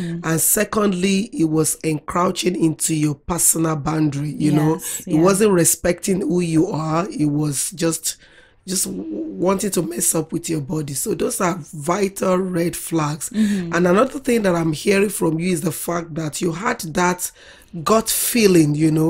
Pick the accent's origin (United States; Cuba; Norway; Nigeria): Nigeria; accent: Nigerian; I spoke using my real Nigeria accent